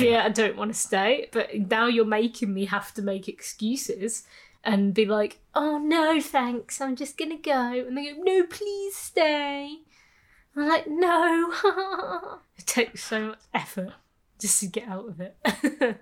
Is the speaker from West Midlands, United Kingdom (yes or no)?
yes; Birmingham, West Midlands, United Kingdom; moved away as an adult; I grew up in Birmingham